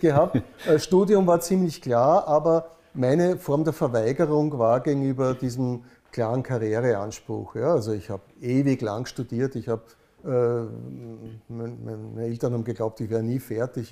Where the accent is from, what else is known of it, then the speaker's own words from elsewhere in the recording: Vienna, Austria; bin ich in Wien aufgewachsen. Schon mein Vater war Wiener